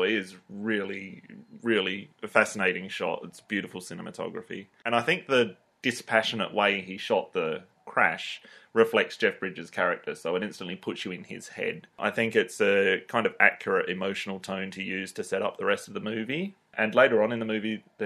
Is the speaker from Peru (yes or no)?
no; Australia; we're Australian